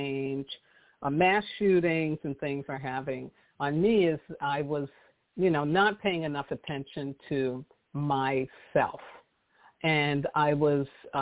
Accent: New York City, New York, United States; I grew up in New York City

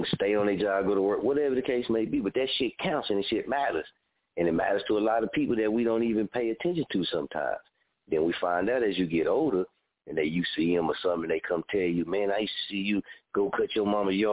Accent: Muskogee, Oklahoma, United States; I'm from Muskogee, Oklahoma.

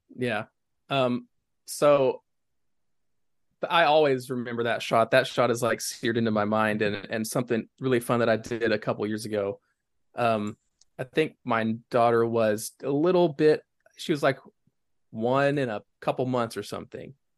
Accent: East Tennessee, United States; growing up in East Tennessee, like, I was not, I was more of a country kid

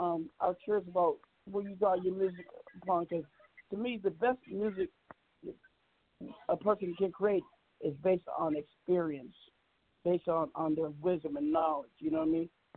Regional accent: Seattle, Washington, United States; I'm from Seattle. You know, up in Seattle, and I'm the person that if you go left, I go right. Where I come from, Seattle's pretty much, we talk about some street stuff

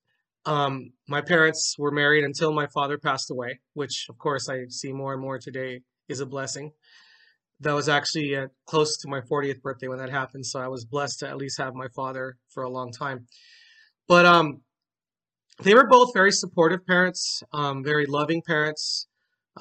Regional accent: Carson, California, United States; I was born in Carson, California

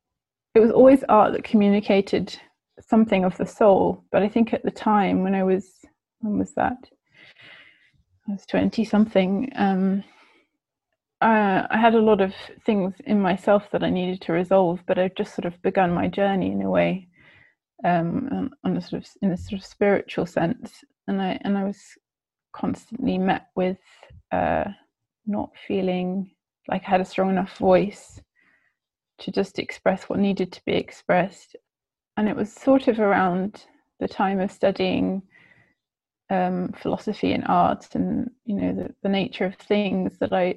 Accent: South West England, United Kingdom; also born or lived in France / Netherlands; But I grew up in England, in Gloucestershire, actually. And I moved around quite a bit around England when I was younger.

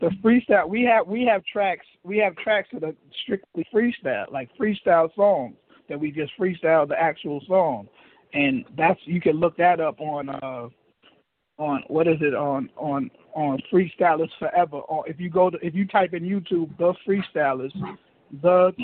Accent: New York City, New York, United States; moved away as an adult; also born or lived in Harlem, New York / St. Albans, Queens, New York; now in Daytona Beach, United States; I'm from Riverdale. I was in I grew up my mother lived in the Bronx, Riverdale, the Riverdale section of the Bronx.

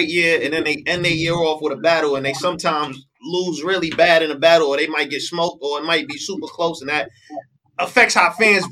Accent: New York, United States; I'm from New York.

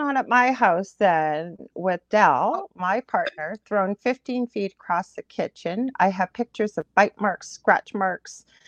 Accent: Canada; I am a Canadian clairvoyant medium

